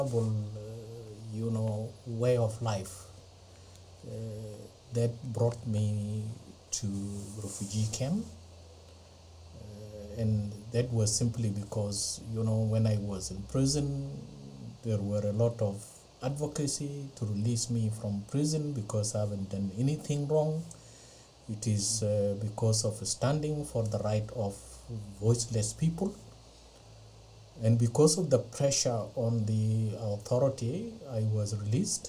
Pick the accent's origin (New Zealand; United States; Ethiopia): Ethiopia; moved away as an adult; now in Australia; originally I'm from Ethiopia, but now I'm a full citizen of Australia. I came to Australia on 31st of March 2004